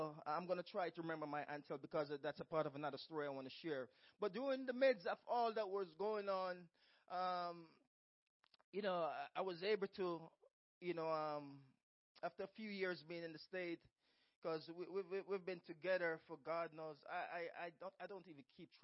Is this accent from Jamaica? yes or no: yes; Jamaica; moved away as an adult; when I came from Jamaica, I worked 3 jobs and I went to a community college at the same time.